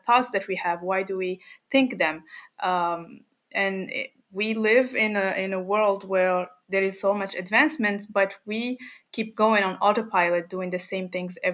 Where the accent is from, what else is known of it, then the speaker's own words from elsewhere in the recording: Morocco; I'm from Morocco.